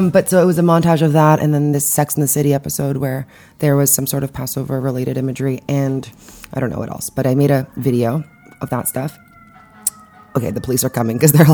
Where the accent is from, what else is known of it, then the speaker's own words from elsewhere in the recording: Montreal, Quebec, Canada; now in New York City, United States; I grew up in Montreal, and I did some Jewish-y things